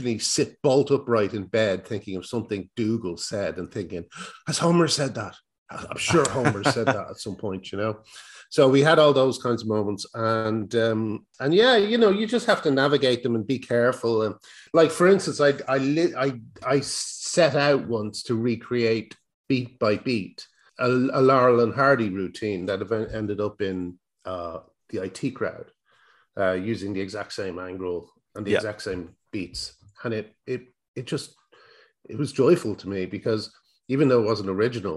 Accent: Ireland; accent: Irish; I've got an Irish accent

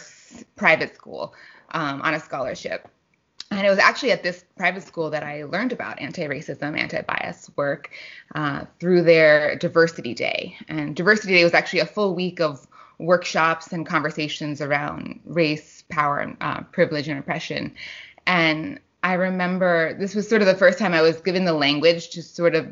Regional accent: New York City, New York, United States; I grew up in New York City

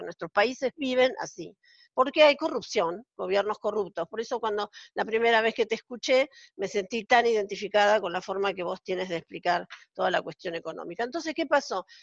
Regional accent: Argentina; moved away as an adult; now in Israel; yo estoy viviendo en Israel desde hace 14 años, soy argentina

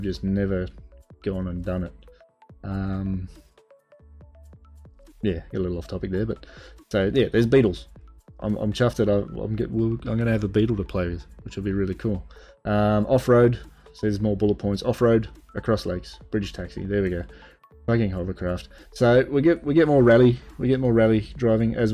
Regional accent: Australia; Being Australian myself

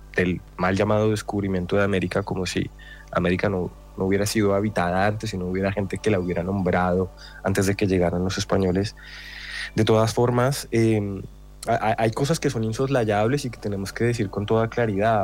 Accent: Colombia; soy colombiano

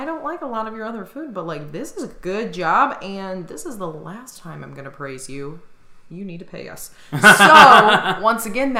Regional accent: Indiana, United States; moved away; I'm from Indiana.

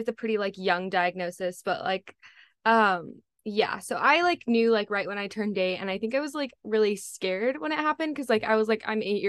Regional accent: California, United States; I'm from California.

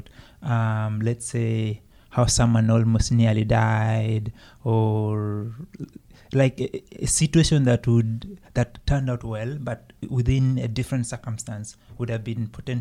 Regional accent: Uganda; now in Canada; I'm from Uganda.

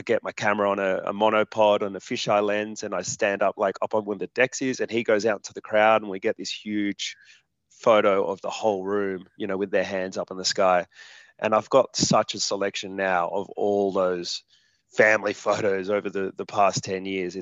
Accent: Hornsby, New South Wales, Australia; I grew up in Hornsby

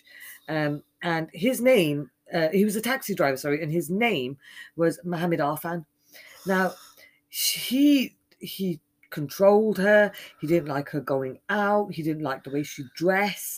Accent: Birmingham, West Midlands, United Kingdom; my home city in Birmingham in the UK

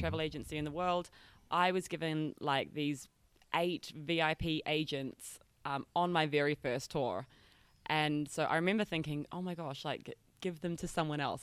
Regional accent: North Island, New Zealand; moved away as an adult; now in Bali, Indonesia; I'm from New Zealand, from a small country town in the North Island

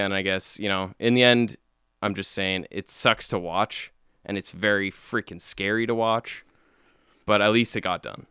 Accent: Calgary, Alberta, Canada; we're from Calgary

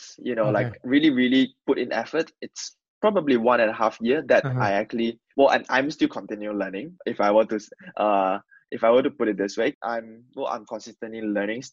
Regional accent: Malaysia; English is a second language; moved away as an adult; now in United Kingdom; I'm from this rural area of Malaysia, where people don't really speak English. Most of our language communication medium will be Mandarin or Malay.

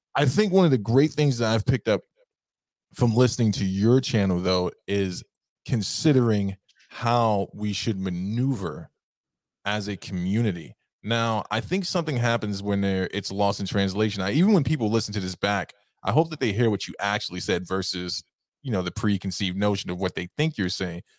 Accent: New York, United States; moved away as an adult; now in upstate New York, United States; growing up in Harlem

